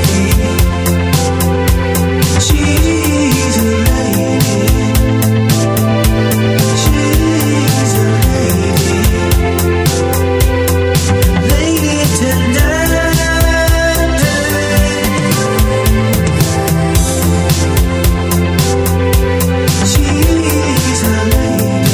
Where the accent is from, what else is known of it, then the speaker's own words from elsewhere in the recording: Canada; I'm Canadian, so like we call it pop up here